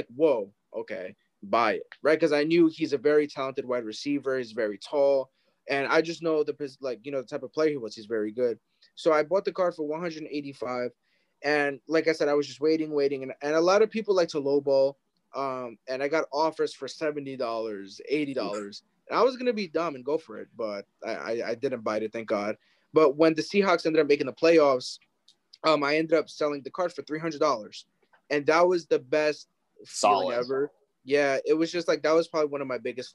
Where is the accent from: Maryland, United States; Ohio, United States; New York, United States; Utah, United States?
New York, United States; I'm from New York and I was born in New York